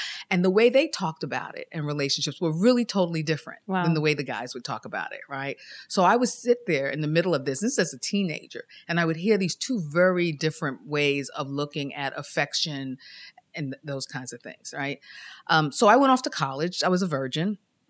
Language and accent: English; Queens, New York, United States; I grew up in Queens, in South Ozone Park, South Jamaica, Queens, near Kennedy Airport.